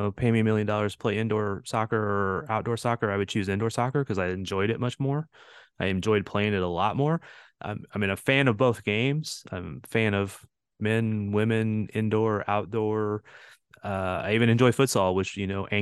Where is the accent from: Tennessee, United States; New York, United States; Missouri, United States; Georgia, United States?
Missouri, United States; St. Louis; moved away as an adult; I grew up in St. Louis